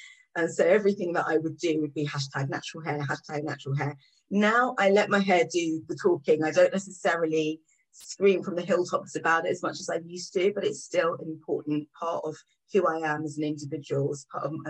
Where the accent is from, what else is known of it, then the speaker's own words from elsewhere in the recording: England, United Kingdom; now in London, United Kingdom; So I grew up outside of London before I came into London and had a very similar experience to other people.